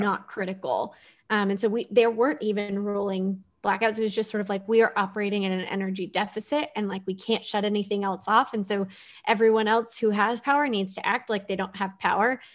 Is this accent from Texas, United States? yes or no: yes; Houston, Texas, United States; growing up in Houston, we had hurricanes and flooding